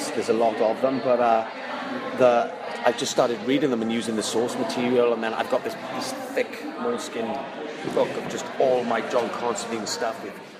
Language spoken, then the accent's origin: English; Wales, United Kingdom; moved away as an adult; like I'm from Wales, but then I left Wales when I was 19, and then I've travelled, so my accent isn't as thick as it would be if I was still living in Wales.